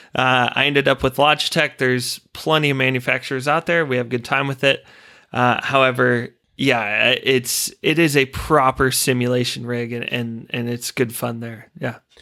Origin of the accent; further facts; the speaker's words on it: United States; moved away as an adult; now in Australia; being an American